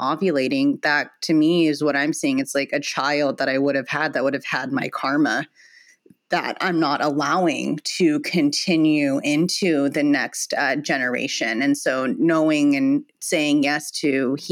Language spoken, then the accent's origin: English; Palm Springs, California, United States; I grew up here in Palm Springs